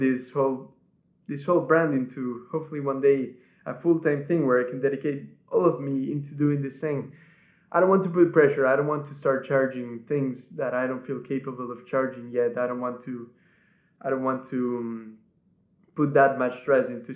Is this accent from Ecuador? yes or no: yes; Ecuador; first language Spanish; English is a second language; now in England, United Kingdom; my family back home lives in Ecuador. That's where I'm from. My first language is Spanish. That's where I was born and raised